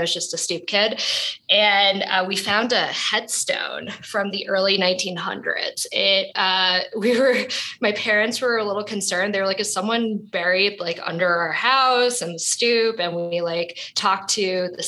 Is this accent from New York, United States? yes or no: yes; New York City, New York, United States; I was born and raised in Brooklyn, New York